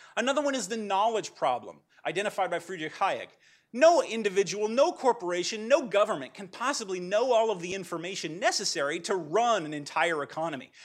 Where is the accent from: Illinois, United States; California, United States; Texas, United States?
California, United States; Pasadena; I'm from Pasadena